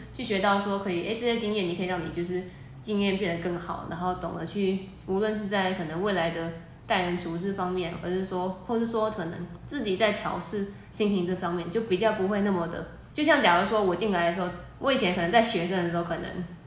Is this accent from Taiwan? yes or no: yes; Taiwan; 我们台湾人